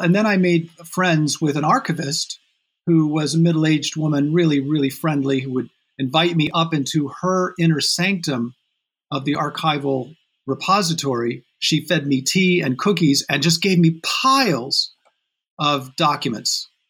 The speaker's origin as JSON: {"language": "English", "town": "South Bend", "region": "Indiana", "country": "United States", "tie": "born or raised there", "said": "I grew up in Indiana, in South Bend, Indiana."}